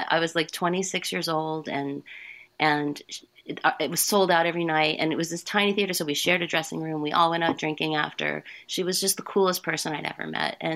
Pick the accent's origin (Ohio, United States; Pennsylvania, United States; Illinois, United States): Ohio, United States; Dayton; born there; That's right. Yeah. I was born in Dayton, Ohio.